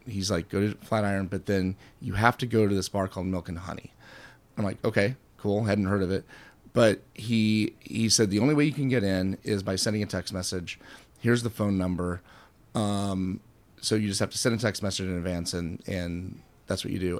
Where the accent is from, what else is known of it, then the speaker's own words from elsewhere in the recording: Kansas City, Missouri, United States; I'm from Kansas City.